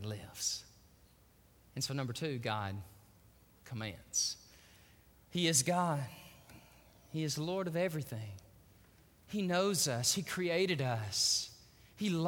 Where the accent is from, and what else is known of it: Texas, United States